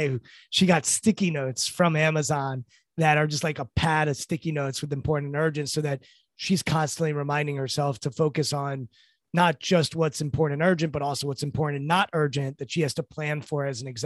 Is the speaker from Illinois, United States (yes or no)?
no; Washington, District of Columbia, United States; I'm from Washington, D.C., and I grew up, I was born in the 80s